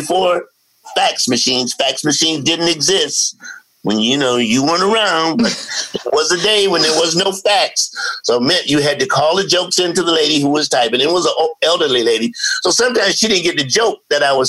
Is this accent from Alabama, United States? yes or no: no; Columbia, South Carolina, United States; moved away as an adult; now in Los Angeles, United States; I'm from Columbia, South Carolina